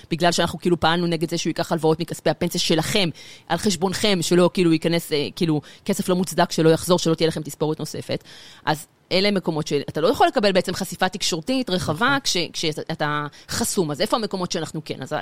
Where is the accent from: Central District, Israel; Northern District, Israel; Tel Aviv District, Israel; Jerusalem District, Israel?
Central District, Israel; Gan Yavne; also born or lived in Beersheba; נולדתי בבאר שבע, גדלתי בגן יבנה, מי שמכיר חור קטן בין אשדוד לגדרה.